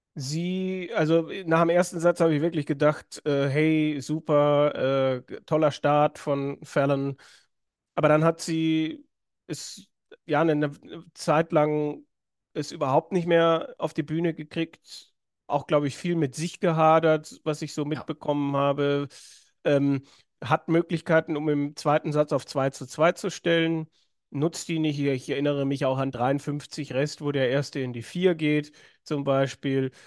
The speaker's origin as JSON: {"language": "German", "region": "Swabia", "country": "Germany", "said": "Ich als Schwabe"}